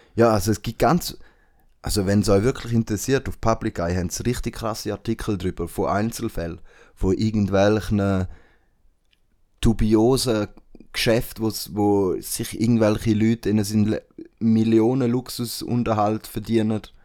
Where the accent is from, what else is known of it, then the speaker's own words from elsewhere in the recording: Switzerland; bei uns in der Schweiz